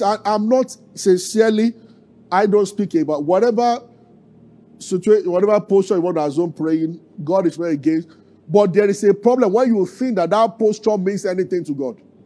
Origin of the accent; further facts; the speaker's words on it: Abeokuta, Ogun State, Nigeria; I grew up in Abeokuta